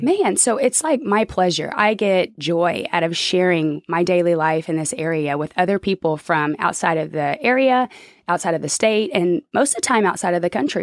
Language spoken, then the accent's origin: English; Oklahoma City, Oklahoma, United States; now in Arkansas, United States; I'm from Oklahoma City